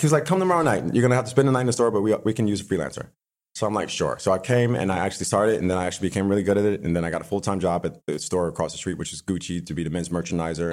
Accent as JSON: {"language": "English", "town": "Buffalo", "region": "New York", "country": "United States", "tie": "born or raised there", "also_born_or_lived": "West Hollywood / Hancock Park", "moved": "yes", "lives_now": "Los Angeles, United States", "said": "I grew up in Buffalo, New York"}